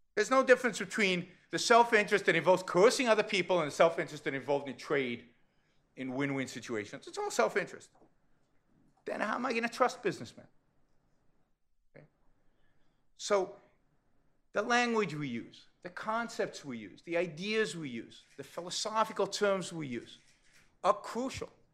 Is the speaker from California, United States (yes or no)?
yes; California, United States; I come from California